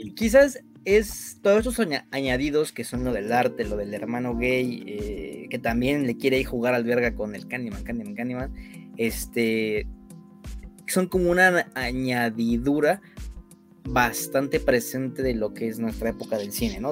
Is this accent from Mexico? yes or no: yes; Mexico; nosotros que somos mexicanos